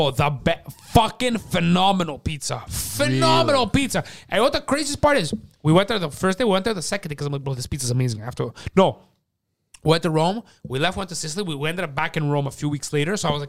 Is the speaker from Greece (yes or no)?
yes; Greece; I'm Greek too.